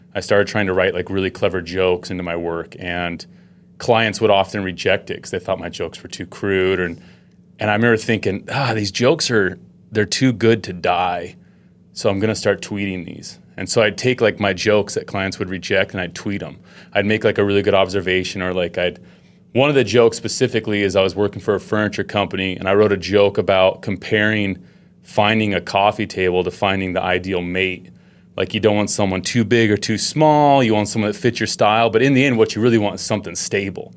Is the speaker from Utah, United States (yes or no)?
yes; Utah, United States; I grew up in Utah.